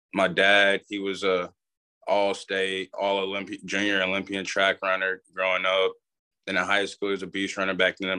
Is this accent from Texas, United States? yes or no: yes; Atascocita, Texas, United States; also born or lived in Nacogdoches, Texas; I ended up moving to Houston, Texas. And I'm from a Atascocita